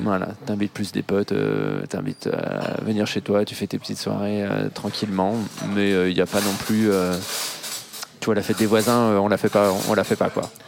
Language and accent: French; Besançon, Bourgogne-Franche-Comté, France; moved away as an adult; also born or lived in Berlin / Asia; now in Paris, France; j'ai grandi à Besançon